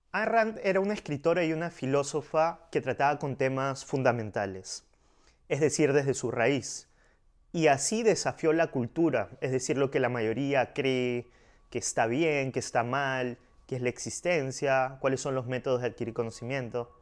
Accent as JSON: {"language": "Spanish", "country": "Peru", "said": "yo soy de Perú, y me han, digamos, criado como católico"}